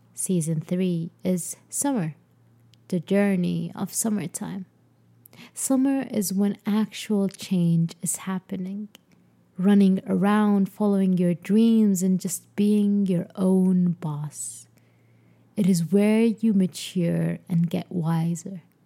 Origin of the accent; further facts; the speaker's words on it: Sudan; moved away as an adult; my home country, Sudan